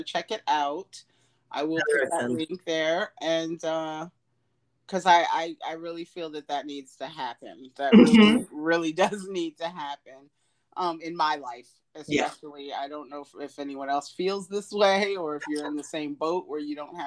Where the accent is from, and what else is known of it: United States